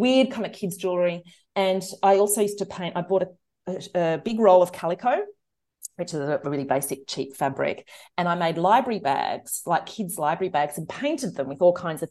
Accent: Australia; we grew up out on this subsistence living property an hour outside Canberra

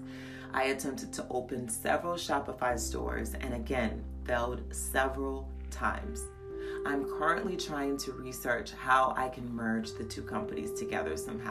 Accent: Merrillville, Indiana, United States; moved away as an adult; also born or lived in Gary, Indiana / New York / Texas; now in Georgia, United States; I grew up in Gary, Indiana and moved to Maryville, Indiana when I was around age 9.

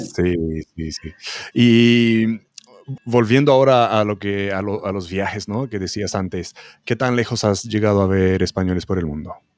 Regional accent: Romania; moved away; en Rumanía también, mi país de origen

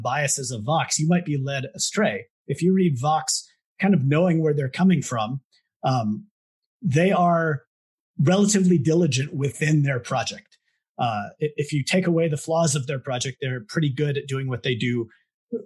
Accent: Southern California, United States; I grew up in Southern California.

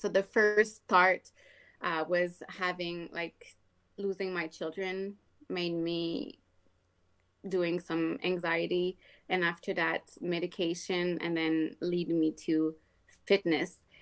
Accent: Quebec, Canada; English is a second language; moved away as an adult; also born or lived in Ontario / British Columbia; now in Alberta, Canada; born and raised in Quebec

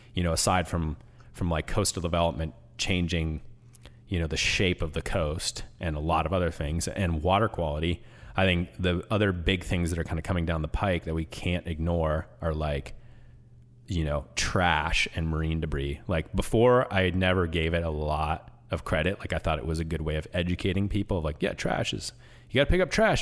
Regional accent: Washington, United States; moved away; I grew up in Washington

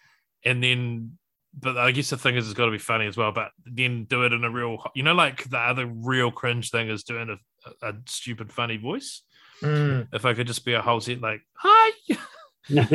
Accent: New Zealand; I was born here, but I'm like a first generation New Zealander.

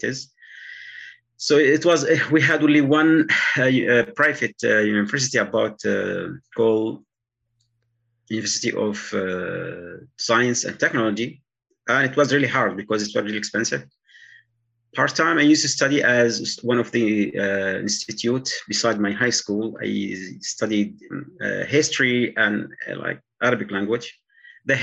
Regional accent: Yemen; moved away as an adult; I was raised in a regular village in Yemen on the mountain.

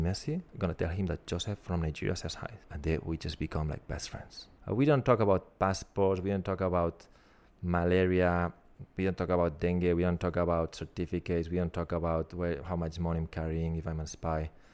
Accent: Barcelona, Catalonia, Spain; moved away as an adult; now in Melbourne, Australia; my hometown in Barcelona

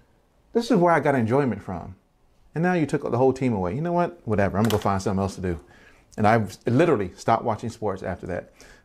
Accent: Baltimore, Maryland, United States; moved away; also born or lived in Virginia; But I'm originally from Baltimore. But my family moved to Virginia, and so I claim both, of course. I still have tons of family in Baltimore, tons of family in Virginia.

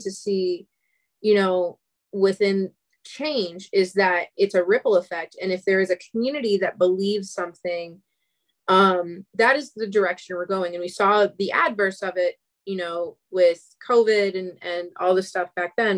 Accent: Atlanta, Georgia, United States; I'm from Atlanta

